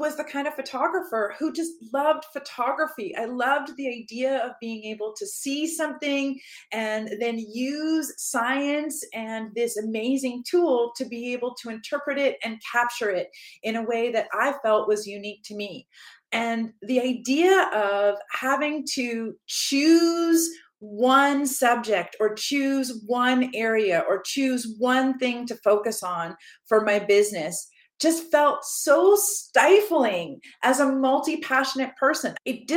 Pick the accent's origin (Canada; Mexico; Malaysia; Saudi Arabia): Canada; I am from Canada